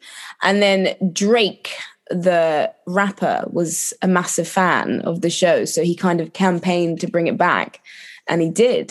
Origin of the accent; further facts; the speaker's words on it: London, United Kingdom; I grew up in London.